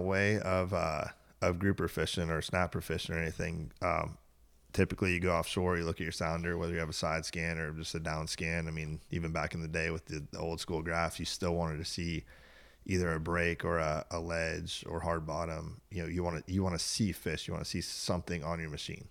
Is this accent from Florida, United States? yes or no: yes; Tierra Verde, Florida, United States; I was born and raised on Tierra Verde.